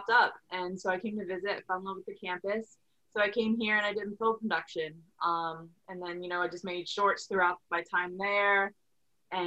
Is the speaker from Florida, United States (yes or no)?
no; Delaware, United States; moved away; I grew up in Delaware. I went to Sussex Technical High School